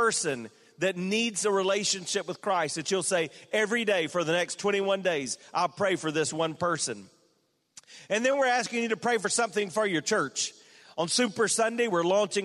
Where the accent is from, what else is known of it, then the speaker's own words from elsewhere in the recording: South Carolina, United States; moved away; from my home state, the Clemson Tigers are now the national champions